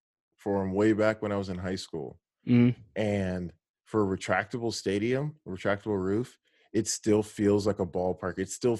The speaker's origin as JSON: {"language": "English", "town": "Houston", "region": "Texas", "country": "United States", "tie": "born or raised there", "said": "Yeah, so I grew up going to games in the Astrodome."}